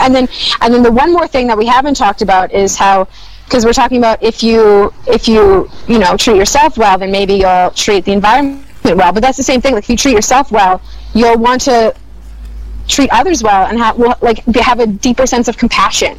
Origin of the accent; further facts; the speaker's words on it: Winnipeg, Manitoba, Canada; moved away as an adult; now in Vancouver, Canada; I'm from Winnipeg